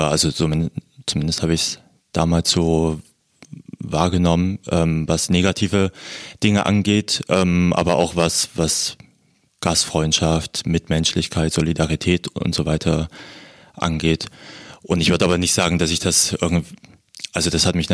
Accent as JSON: {"language": "German", "region": "Berlin", "country": "Germany", "said": "ich komme aus Berlin, zwei Kinder, eine Frau, gehe gern laufen und schwimmen"}